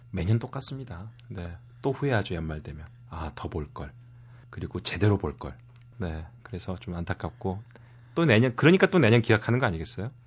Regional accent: Mokpo, South Jeolla, South Korea; 고향이 목포라

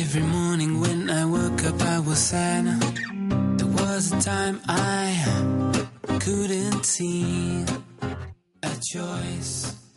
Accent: Busan, South Korea; also born or lived in Seoul; 저는 고향이 부산이라고 생각하지만, 네. 7살 때 부산에 내려갔어요. 음. 그 태어난 건 서울이고

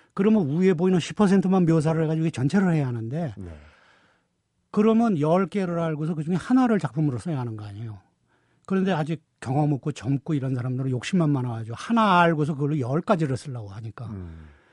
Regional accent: Seoul, South Korea; 서울 태생이면서도

